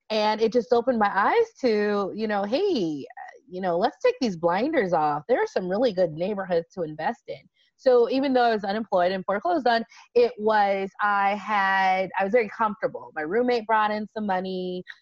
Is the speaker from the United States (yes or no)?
yes; Las Vegas, Nevada, United States; So I was from Vegas.